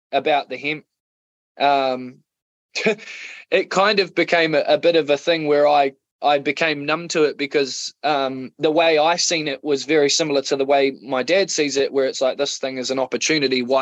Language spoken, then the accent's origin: English; Otago, New Zealand; also born or lived in Wellington; a mixture of um, South Otago